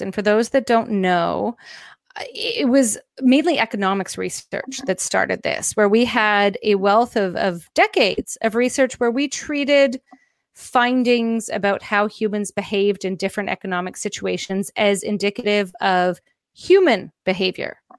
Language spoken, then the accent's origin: English; Canada; I'm Canadian